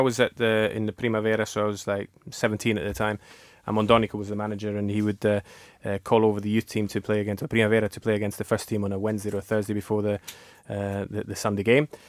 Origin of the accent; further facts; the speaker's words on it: Peschiera Borromeo, Lombardy, Italy; when I was growing up in Peschiera Borromeo